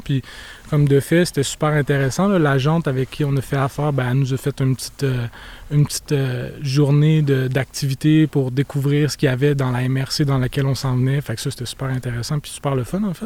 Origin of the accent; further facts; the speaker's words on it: Montreal, Quebec, Canada; moved away as an adult; also born or lived in Chicoutimi; now in Roberval, Canada; J'ai grandi à Montréal quand j'étais plus jeune.